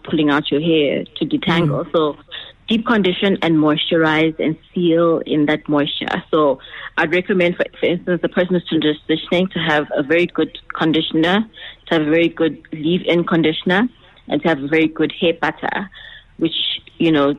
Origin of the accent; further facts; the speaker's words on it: Eswatini; I was born in Swaziland